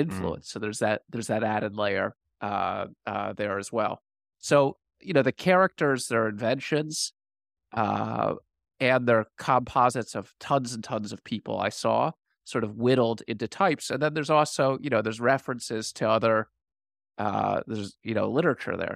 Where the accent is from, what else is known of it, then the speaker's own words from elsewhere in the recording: Washington, District of Columbia, United States; I grew up in Washington, D C.